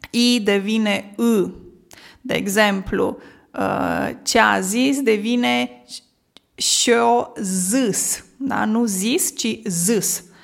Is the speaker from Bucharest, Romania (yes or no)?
no; Moldavia, Neamț County, Romania; accent: Moldavian; Un accent care îmi este mie foarte cunoscut. De ce? Pentru că eu vin din Moldova, din Neamț.